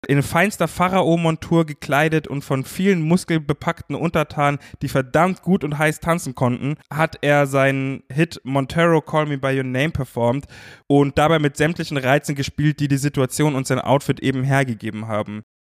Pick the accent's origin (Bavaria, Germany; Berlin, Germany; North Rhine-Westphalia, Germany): Bavaria, Germany; Munich; ich als Münchner